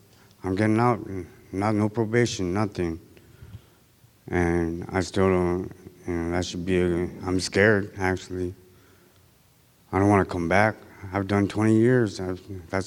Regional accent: Unalakleet, Alaska, United States; I'm from Unicleet

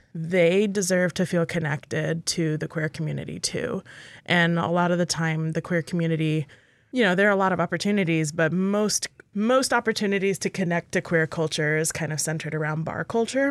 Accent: Texas, United States; now in Alaska, United States; my home state of Texas

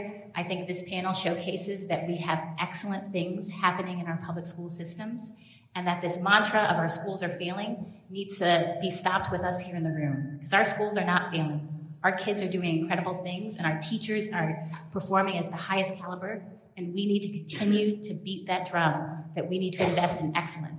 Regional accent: Nome, Alaska, United States; I was born in Nome. My parents met in New York before they were able to be married legally.

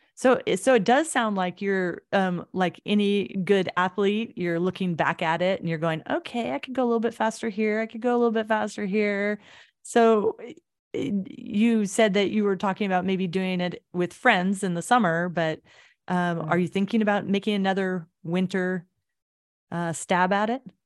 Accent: Anchorage, Alaska, United States; I feel really fortunate to have grown up here and seen all the changes, like you say, coming back to Anchorage.

